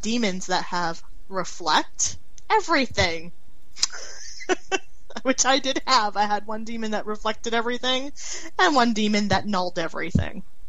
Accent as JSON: {"language": "English", "country": "Canada", "said": "being Canadian myself"}